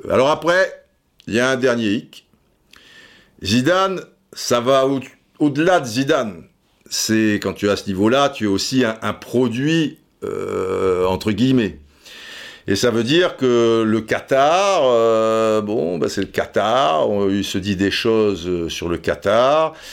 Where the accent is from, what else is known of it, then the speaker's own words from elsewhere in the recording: Marseille, Provence-Alpes-Côte d'Azur, France; now in Madrid, Spain; comme vous l'avez dit, je suis Marseillais. Donc, euh, moi, je suis à Madrid pour le moment, je suis bien à Madrid